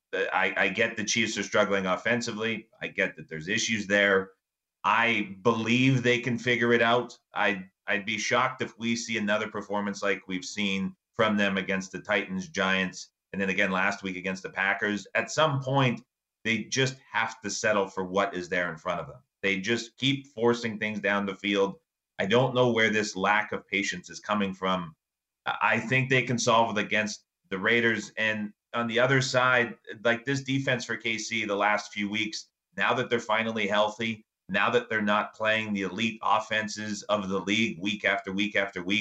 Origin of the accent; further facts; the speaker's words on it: Canada; I'm Canadian